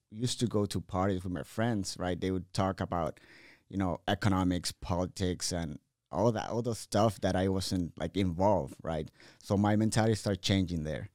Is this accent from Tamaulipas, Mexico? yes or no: yes; Reynosa, Tamaulipas, Mexico; moved away as an adult; also born or lived in Hidalgo, Texas / Monterrey / Mission, Texas / Austin, Texas; I grew up in Reynosa, Tamaulipas.